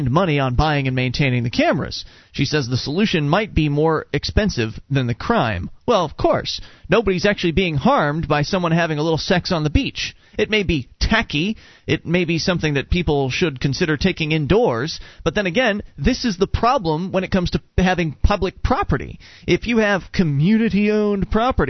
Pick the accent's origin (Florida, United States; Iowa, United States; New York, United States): Florida, United States; Sarasota; moved away; We come from Sarasota, Florida, where there's Siesta Key